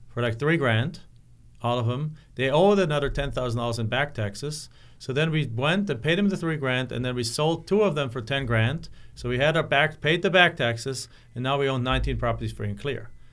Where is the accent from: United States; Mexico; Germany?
Germany; moved away as an adult; my hometown in Germany